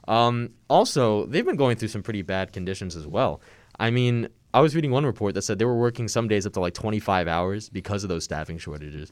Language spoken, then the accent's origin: English; Long Island, New York, United States; I'm from Long Island